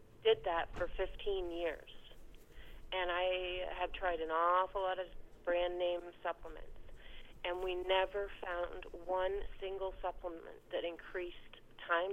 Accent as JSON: {"language": "English", "country": "Canada", "moved": "yes", "lives_now": "Ohio, United States", "said": "I'm from Canada"}